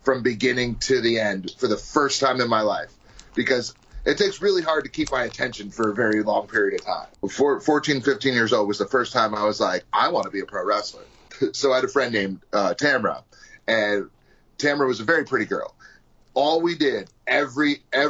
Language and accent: English; New York, United States; I'm from New York